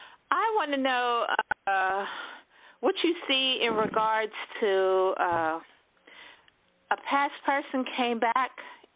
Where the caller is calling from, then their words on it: Florida, United States; I'm calling from Florida.